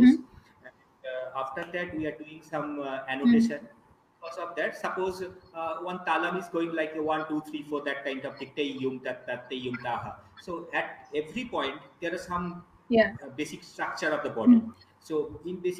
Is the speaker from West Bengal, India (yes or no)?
yes; Tamluk, West Bengal, India; moved away as an adult; also born or lived in Kolkata, India; now in Chennai, India; at my hometown, Tomlup. Actually, I am from a very little small town. This is 80 kilometers far away from Calcutta city.